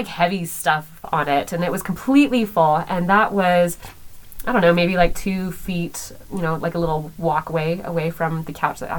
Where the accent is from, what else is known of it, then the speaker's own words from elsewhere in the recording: California, United States; also born or lived in Massachusetts / Florida; when I was 10, I moved to California into the same area that Erica lived